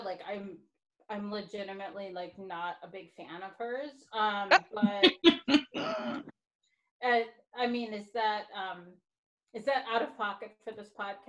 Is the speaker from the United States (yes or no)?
yes; East Coast, United States; I'm from the East Coast.